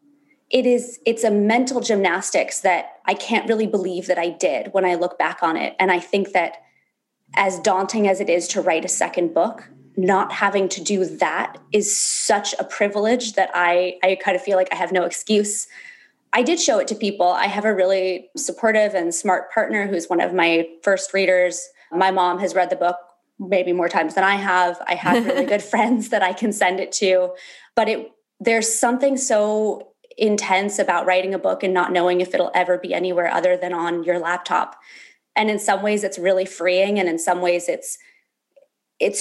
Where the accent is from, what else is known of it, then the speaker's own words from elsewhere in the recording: Berkeley, California, United States; also born or lived in Alaska; So I was born in Berkeley, California. I spent a lot of my teenage years going back and forth between California and Alaska, where my dad moved when I was like 11.